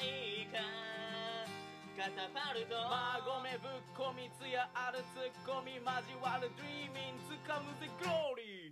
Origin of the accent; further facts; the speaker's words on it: Kansai, Japan; 俺も関西人やから